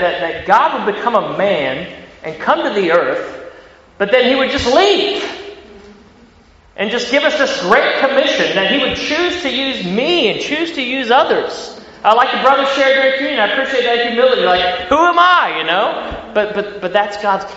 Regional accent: Ohio, United States; accent: country; moved away as an adult; now in Sydney, Australia; I grew up in the Midwest in Ohio. That's not a southern accent. That's a country accent you hear coming from me as far as American accents.

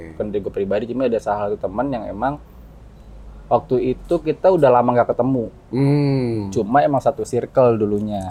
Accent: Bogor, West Java, Indonesia; udah dari kecil di Bogor

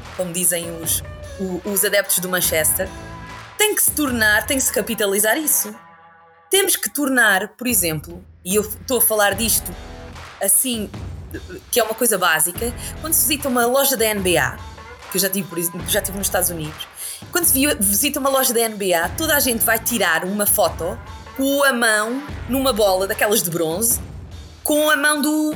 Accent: Sines, Alentejo, Portugal; Eu sou de Sines, do Alentejo, e lá o desporto rei não é bem o futebol, é mais o hockey

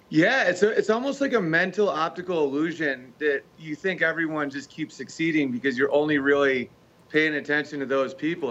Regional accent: United States; being American

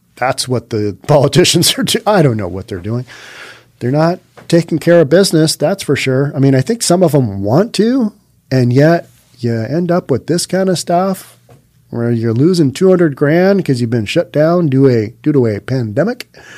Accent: Seattle, Washington, United States; Growing up in Seattle

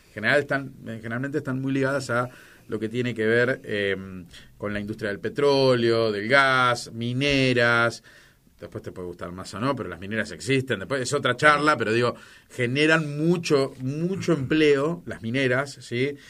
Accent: Argentina; Somos Argentina

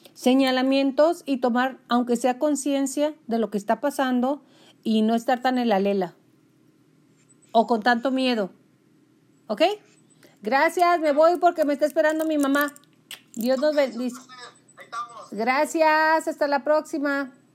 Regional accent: Mexico; somos mexicanos.

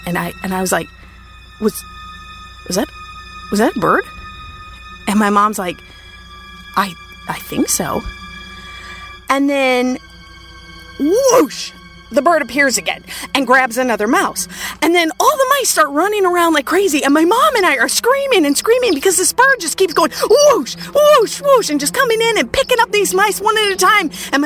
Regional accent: Minnesota, United States; I grew up in Minnesota

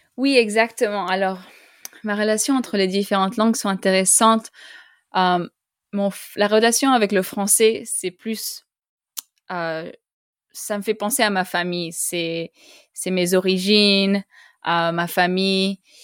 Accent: Costa Rica; first language French and Spanish; moved away; also born or lived in Canada; j'ai grandi au Costa Rica. Mes parents sont français. Alors, j'ai grandi en parlant français et espagnol.

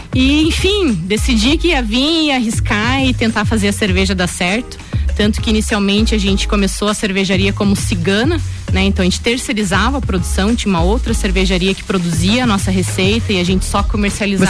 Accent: Lages, Santa Catarina, Brazil; also born or lived in Joinville; sou natural aqui de Lages mesmo, é, mas morei por sete anos em Joinville, onde eu fiz a minha graduação

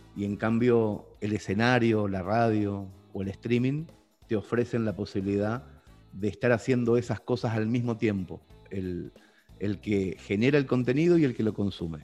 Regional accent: Mercedes, Buenos Aires Province, Argentina; born or raised there; moved away as an adult; now in Spain

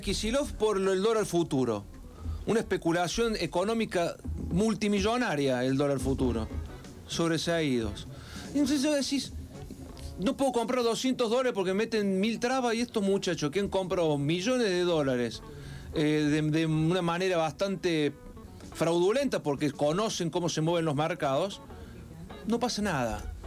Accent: Argentina; Como argentino

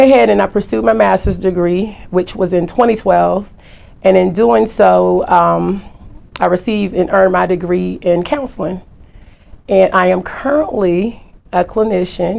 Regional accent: Norfolk, Virginia, United States; also born or lived in Turkey; I was born in Turkey. My dad was military. Then I was raised in Norfolk, Virginia.

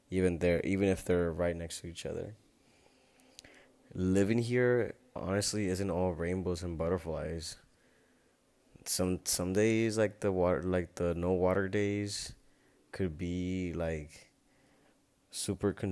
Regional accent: Tulare, California, United States; now in Tijuana, Mexico; I know I wouldn't fit in if I'd go back to my hometown and I know I don't fit in back at home in Tulare, the small town in California.

